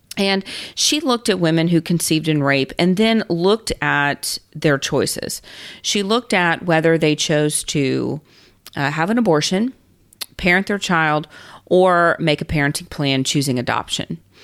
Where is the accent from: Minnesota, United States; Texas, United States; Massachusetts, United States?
Texas, United States; I am a Texan, and so I know Texas law